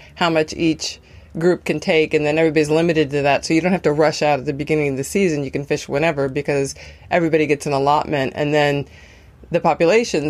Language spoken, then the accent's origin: English; Wisconsin, United States; growing up in Wisconsin